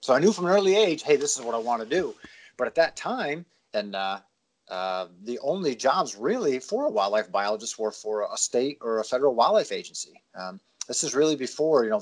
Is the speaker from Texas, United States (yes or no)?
no; Pennsylvania, United States; moved away as an adult; also born or lived in New Hampshire / Florida; Pennsylvania, which is where I'm from.